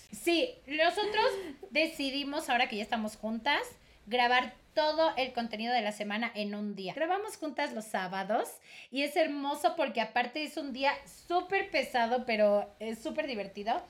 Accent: Mexico; moved away as an adult; now in Ecuador; ya soy mexicana, pero llevo tres años viviendo aquí en Ecuador

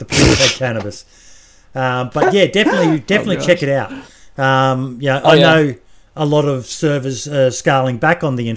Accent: Australia; being an Australian.

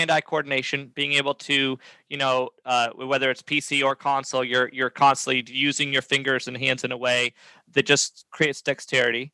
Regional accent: New Hampshire, United States; moved away as an adult; now in South Carolina, United States; I was from New Hampshire

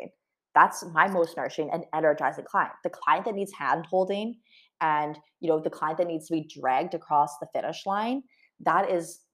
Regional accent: Canada; I'm Canadian, Tim Hortons

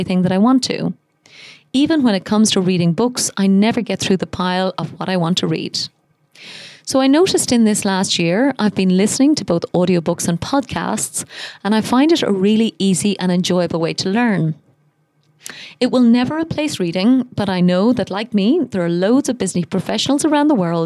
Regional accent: Ireland; now in Dubai, United Arab Emirates; I'm Irish, and I live most of the year in Dubai.

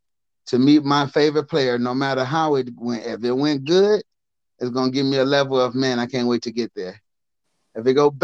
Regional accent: Milwaukee, Wisconsin, United States; I'm from Milwaukee

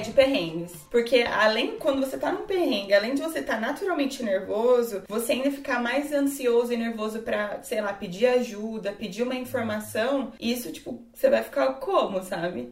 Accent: Brazil; sou do Brasil.

